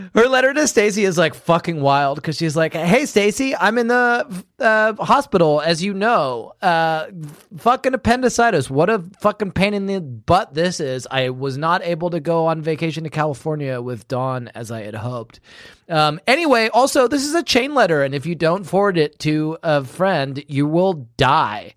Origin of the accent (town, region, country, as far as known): United Kingdom; moved away